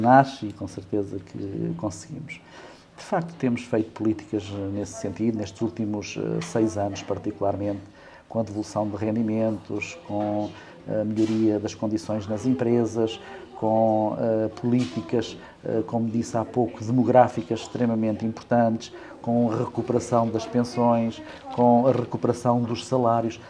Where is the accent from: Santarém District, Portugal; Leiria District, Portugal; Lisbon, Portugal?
Leiria District, Portugal; Bombarral; also born or lived in Caldas da Rainha / Coimbra; nasci no Distrito de Leiria, nasci em Caldas da Rainha